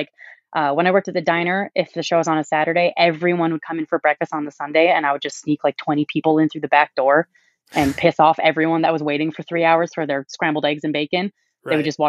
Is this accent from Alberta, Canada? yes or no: yes; Calgary, Alberta, Canada; I think we also work really hard to have good bands, because no one's going to notice us just because we're from Calgary.